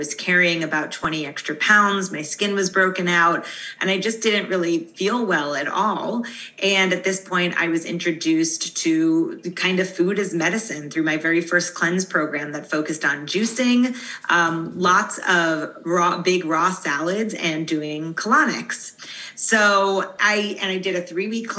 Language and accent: English; Long Island, New York, United States; growing up, I grew up in Long Island, New York